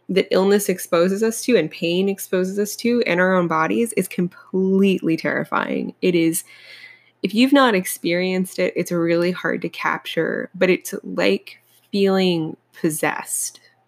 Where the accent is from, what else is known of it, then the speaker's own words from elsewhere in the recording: Appalachia, United States; I'm from Appalachia originally